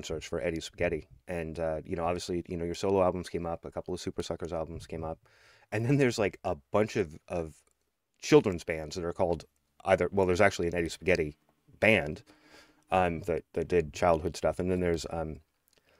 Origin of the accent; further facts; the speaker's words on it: Northern Idaho, United States; I grew up in Northern Idaho